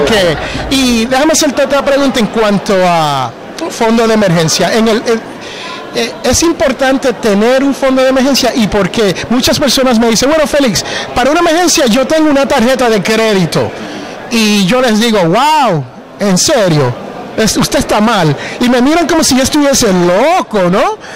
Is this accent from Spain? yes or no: no; Jersey City, New Jersey, United States; moved away; yo originalmente soy de Jersey City, New Jersey.